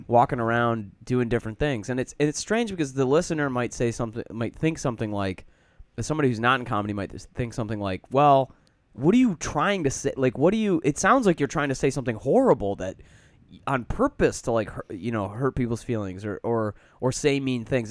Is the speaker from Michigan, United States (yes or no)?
yes; Michigan, United States; moved away; also born or lived in Chicago / France; I'm from Michigan